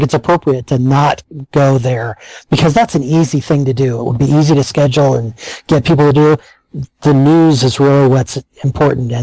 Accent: United States; we're American

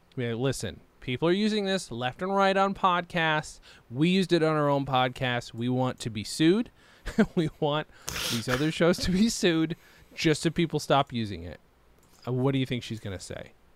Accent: Lawrence, New York, United States; moved away; much disdain as I might have had for growing, growing up in Lawrence

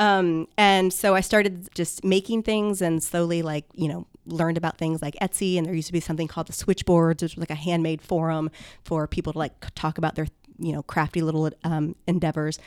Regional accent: Lima, Ohio, United States; now in Columbus, United States; I grew up in Lima, Ohio

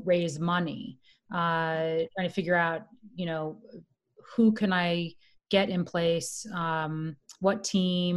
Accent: Florida, United States; now in New York City, United States; I'm from Florida.

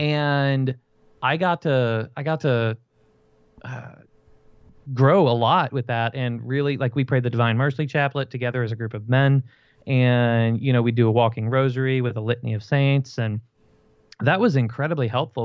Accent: Fort Worth, Texas, United States; they sent me two hours away from where I grew up in Fort Worth, Texas

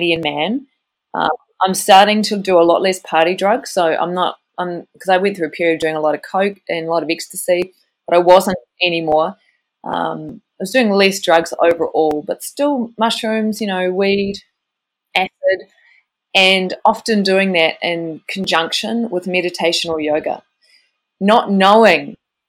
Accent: New Zealand; I grew up in New Zealand

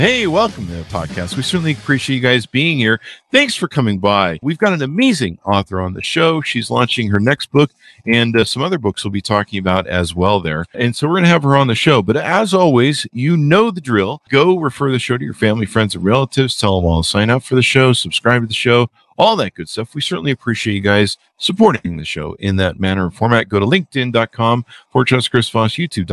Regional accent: United States; I'm a Yankee from America

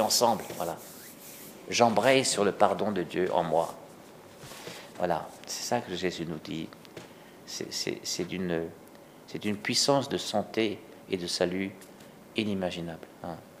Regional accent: Alsace, Grand Est, France; chez nous, en Alsace

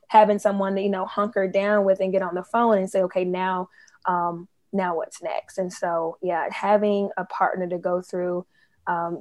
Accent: Memphis, Tennessee, United States; now in Washington, D.C., United States; I am from Memphis, Tennessee

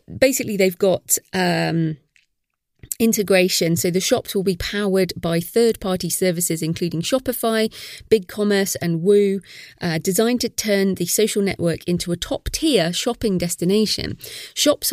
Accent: United Kingdom; I'm British

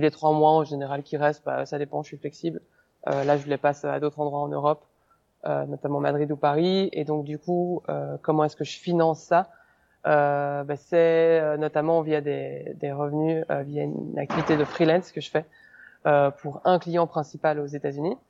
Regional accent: Belgium; moved away as an adult; je suis belge. Peut-être que, peut que les gens vont s'en apercevoir euh, via mon accent ou certains mots que je vais utiliser

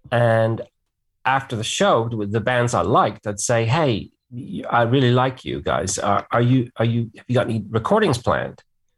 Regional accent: England, United Kingdom; So I grew up in England and it was interesting to see England through kind of like my parents' American eyes, you know.

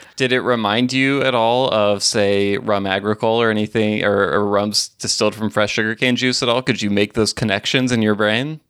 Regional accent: Alabama, United States; moved away; also born or lived in Mississippi / Tennessee; I grew up in Alabama

